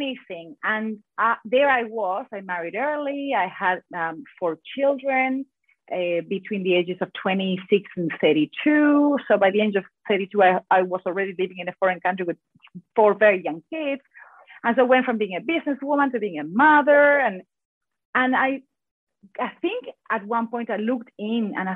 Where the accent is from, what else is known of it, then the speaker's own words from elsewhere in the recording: San Miguel de Tucumán, Tucumán, Argentina; first language Spanish; English is a second language; moved away as an adult; now in Perth, Australia; I am originally from Argentina. I am, for any Argentinians out there, I am from Tucumán, which is the north of Argentina, very, very far away from Buenos Aires.